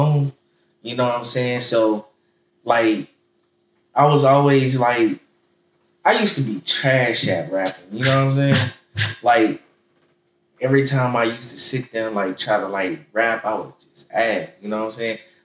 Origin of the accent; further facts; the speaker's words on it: Jacksonville, Florida, United States; I'm from Jacksonville, Florida. You know what I'm saying? You know, I grew up on the north side